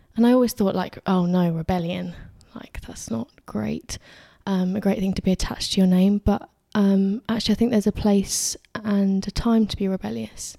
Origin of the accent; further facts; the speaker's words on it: Addlestone, South East England, United Kingdom; I'm from Addleston, a little town, if you don't know, um, about twenty minutes from this studio.